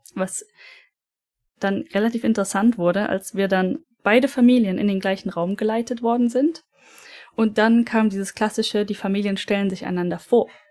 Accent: Germany; bei uns in Deutschland

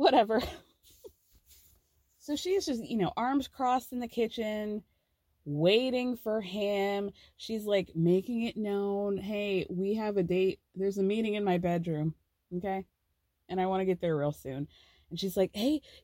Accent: Georgia, United States; back when I was in high school, Georgia was like 48th out of 50th for like education

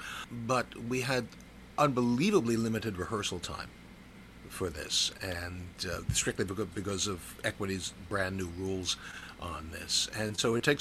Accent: New York City, New York, United States; now in New York City, United States; I grew up in Far Rockaway, and so I'm used to sudden loud noises constantly happening

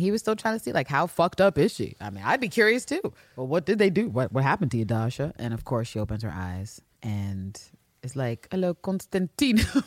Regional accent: United Kingdom; me being British

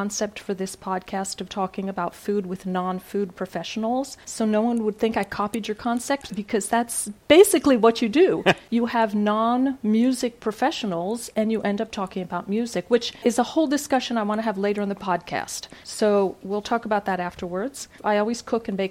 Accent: Florida, United States; moved away; I'm a Floridian

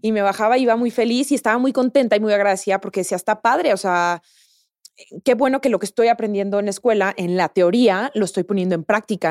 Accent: La Piedad, Michoacán, Mexico; moved away as an adult; also born or lived in Guadalajara, Mexico; now in Mexico City, Mexico; crecí en La Piedad

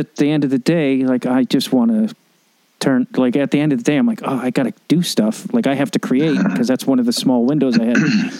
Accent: Chicago, Illinois, United States; Because I'm a Chicagoan.

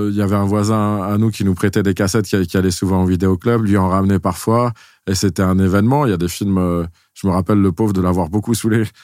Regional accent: Sèvres, Île-de-France, France; born there; En fait, c'est marrant parce que c'est juste la ville où je suis né.

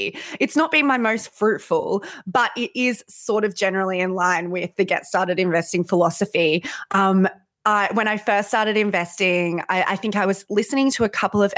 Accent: New South Wales, Australia; now in Perth, Australia; I'm a Labor Party person and I'm from New South Wales

